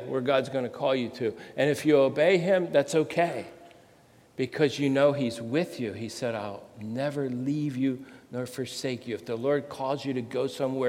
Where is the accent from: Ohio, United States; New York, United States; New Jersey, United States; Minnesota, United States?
New Jersey, United States; I'm from Jersey